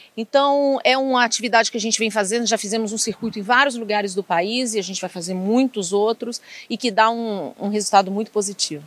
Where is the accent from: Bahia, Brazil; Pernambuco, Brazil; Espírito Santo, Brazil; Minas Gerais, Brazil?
Minas Gerais, Brazil; Ipatinga; eu sou uma mineira, sou da região ali de Patinga do Vale do Aço